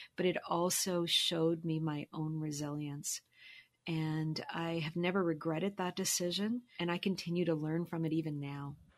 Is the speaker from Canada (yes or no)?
yes; Halifax, Nova Scotia, Canada; moved away as an adult; also born or lived in Toronto; I'm originally from Halifax